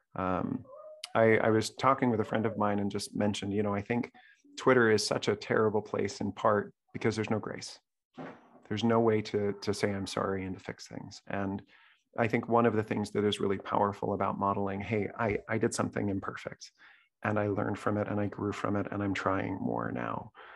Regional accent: Salt Lake City, Utah, United States; I grew up in Salt Lake City

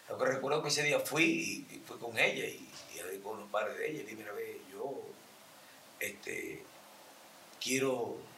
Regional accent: Venezuela; moved away as an adult; now in Colombia; Porque yo me vine el año pasado en marzo, salí de Venezuela prácticamente viendo con la pandemia antes de que cerraran todo.

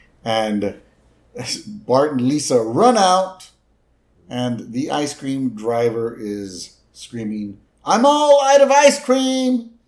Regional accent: Texas, United States; when I was in the Army, I was surrounded by non-Texans.

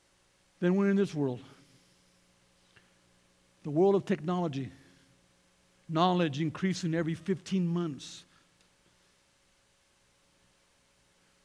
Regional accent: Colorado, United States; we're from Colorado

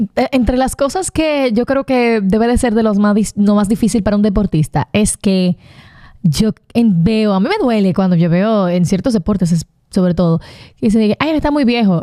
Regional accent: Dominican Republic; como dominicanos

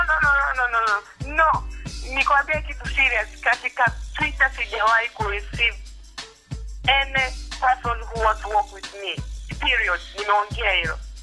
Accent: Dar es Salaam, Tanzania; nimezaliwa Dar es

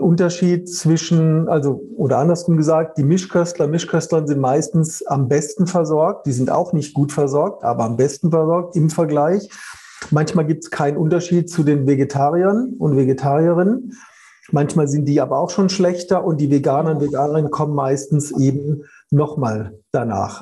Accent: Karlsruhe, Baden-Württemberg, Germany; komme ja aus Karlsruhe

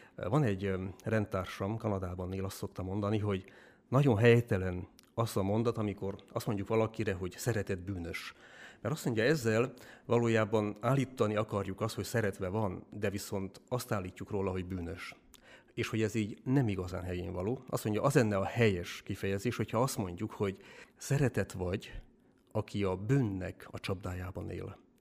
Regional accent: Dănești, Harghita County, Romania; moved away as an adult; now in Hungary; Amúgy én is eh, Csiki vagyok, Erdélyből származom, Csikdánfalváról

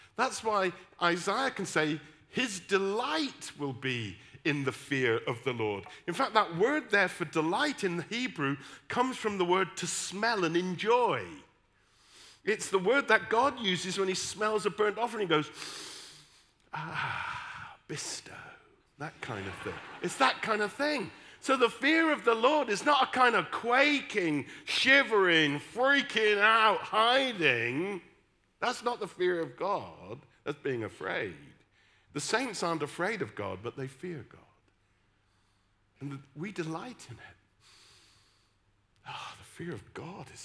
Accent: West Country, South West England, United Kingdom; accent: West Country; Instead of putting on my West Country accent where I'm from, I put on my best Oxford accent.

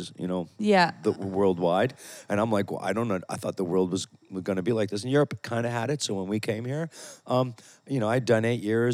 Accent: near Toronto, Ontario, Canada; moved away as an adult; also born or lived in Italy; now in Ibiza, Spain; I grew up near Toronto

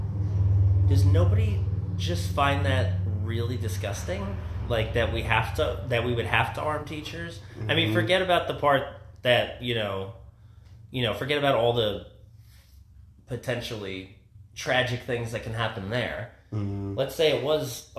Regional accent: New Jersey, United States; I grew up in New Jersey

